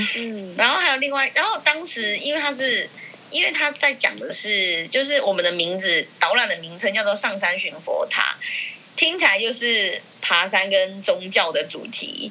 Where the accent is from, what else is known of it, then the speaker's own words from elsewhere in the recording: Burma Street, New Taipei, Taiwan; 因为我从小在缅甸街上长大